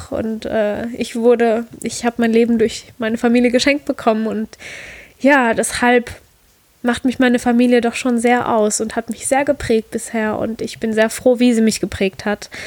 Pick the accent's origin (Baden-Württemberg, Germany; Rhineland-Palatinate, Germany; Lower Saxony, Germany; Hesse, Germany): Rhineland-Palatinate, Germany; Heimatort ist für mich mein Dörfchen, wo ich groß geworden bin, ein ganz kleines Dörfchen in der Südpfalz.